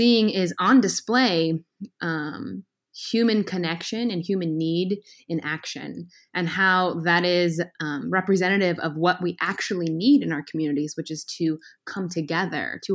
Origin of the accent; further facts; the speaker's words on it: Redlands, California, United States; I grew up in Redlands with a single mom